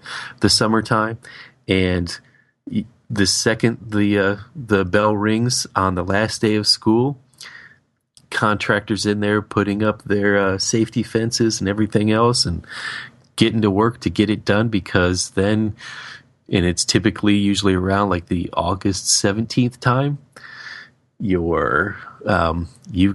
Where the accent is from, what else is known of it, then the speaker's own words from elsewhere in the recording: Florida, United States; growing up in Florida